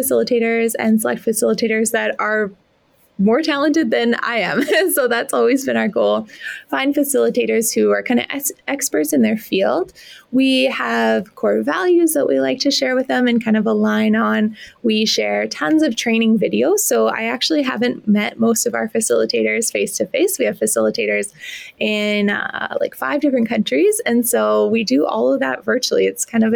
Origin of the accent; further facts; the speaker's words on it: Regina, Saskatchewan, Canada; moved away as an adult; also born or lived in Toronto; born and raised in Regina, my family's here.